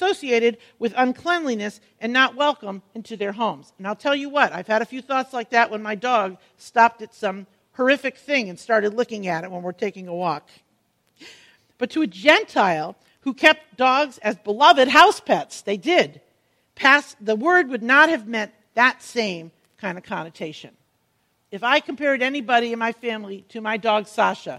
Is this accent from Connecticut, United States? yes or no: yes; Connecticut, United States; When I was a young teen growing up in Connecticut